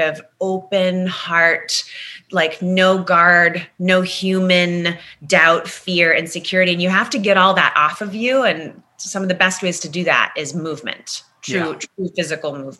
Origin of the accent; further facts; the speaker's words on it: Manassas, Virginia, United States; moved away as an adult; also born or lived in Ohio / New Mexico; now in Los Angeles, United States; Virginia became what I really believe to be my hometown. Virginia, Manassas, where I grew up